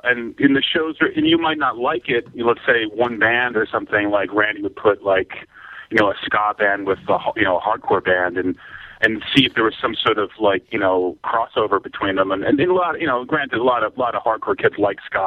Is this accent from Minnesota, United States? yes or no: no; Old Bridge, New Jersey, United States; I grew up in Old Bridge, Jersey.